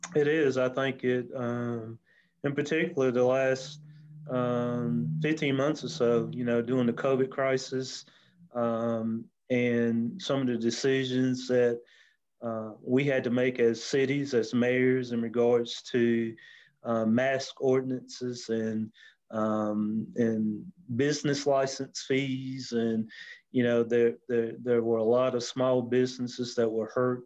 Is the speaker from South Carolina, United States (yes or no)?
yes; Anderson, South Carolina, United States; born and raised in Anderson